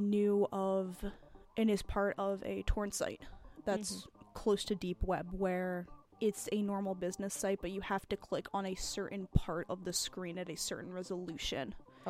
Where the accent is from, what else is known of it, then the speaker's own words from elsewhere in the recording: Orange County, New York, United States; we grew up in Orange County, New York.